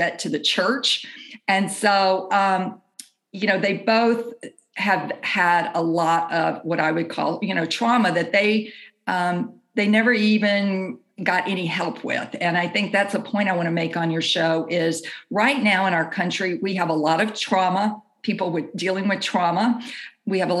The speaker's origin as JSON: {"language": "English", "town": "Jackson", "region": "Mississippi", "country": "United States", "tie": "born or raised there", "said": "I grew up in Jackson, Mississippi"}